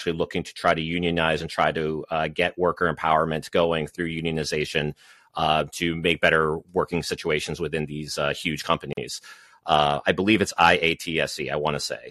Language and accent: English; Massachusetts, United States; I am from Massachusetts